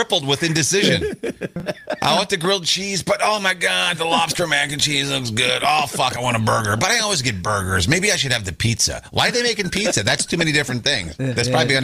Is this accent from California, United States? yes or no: no; Minnesota, United States; now in New York City, United States; I'm from Minnesota